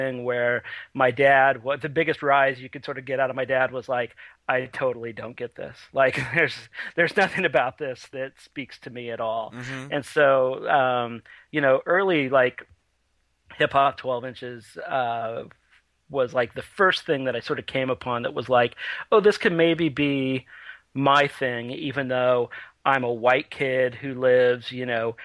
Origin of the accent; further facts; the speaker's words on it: Redding, California, United States; I grew up in Northern California in a town called Redding